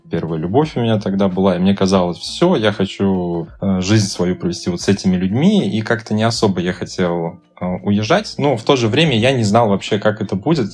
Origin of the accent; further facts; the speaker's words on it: Buguruslan, Orenburg Oblast, Russia; moved away; Я не так давно был в своем родном городе